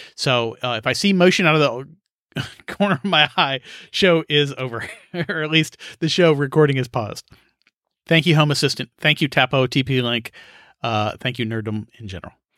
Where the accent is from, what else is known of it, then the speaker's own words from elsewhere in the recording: rural Kansas, United States; as a kid in Kansas, growing up in Kansas, where you had to make your own fun.